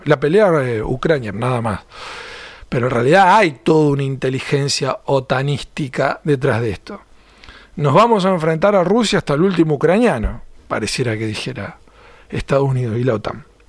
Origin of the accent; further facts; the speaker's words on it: Argentina; como argentino me encantaba